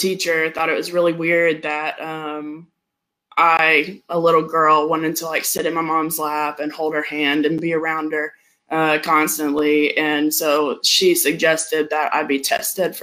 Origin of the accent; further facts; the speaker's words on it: Tennessee, United States; also born or lived in Georgia, United States; I was born in Georgia. And I moved here to Tennessee when I was 8 years old.